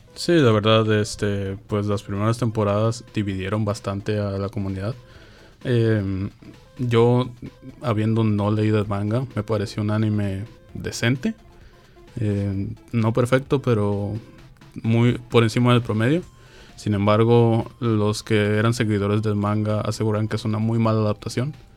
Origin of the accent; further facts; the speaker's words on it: Mexico; en México somos